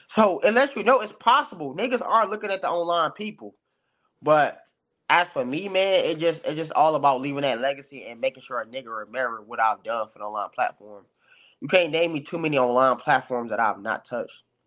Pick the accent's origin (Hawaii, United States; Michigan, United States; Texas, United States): Michigan, United States; Detroit; my background, it's Detroit all day